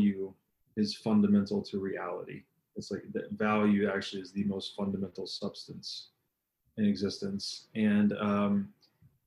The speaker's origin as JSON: {"language": "English", "region": "Tennessee", "country": "United States", "tie": "born or raised there", "said": "I grew up in Tennessee"}